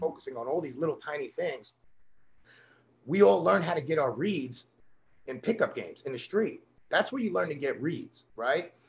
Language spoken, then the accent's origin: English; New York City, New York, United States; I'm from a little neighborhood called Coney Island in, in Brooklyn, New York.